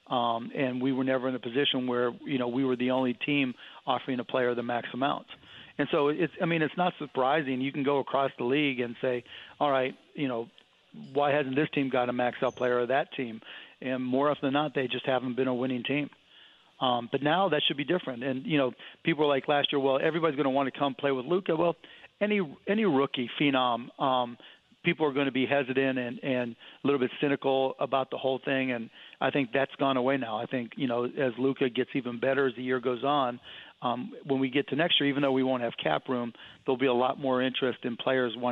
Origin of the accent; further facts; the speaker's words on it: Cleveland, Ohio, United States; Yeah, I'm from Cleveland